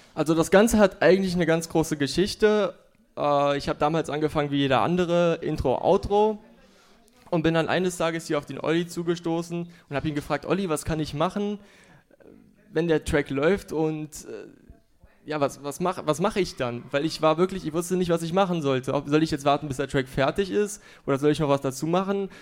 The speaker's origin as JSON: {"language": "German", "town": "Frankfurt", "region": "Hesse", "country": "Germany", "said": "komme hier aus Frankfurt"}